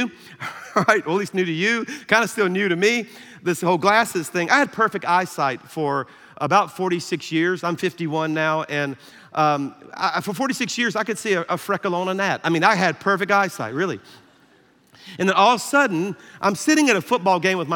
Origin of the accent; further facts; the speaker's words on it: South Louisiana, United States; I'm from South Louisiana